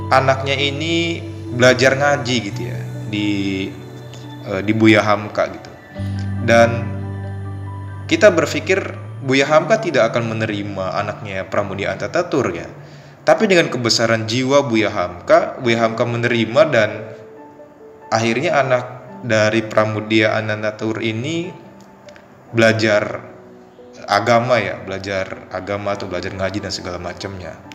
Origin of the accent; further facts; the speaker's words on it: Anyer, Banten, Indonesia; asal dari Banten. Alamat tepatnya di Kampung Tegal, Desa Cikoneng, Kecamatan Anyer, kalau teman-teman tahu Anyer terkenal dengan pantainya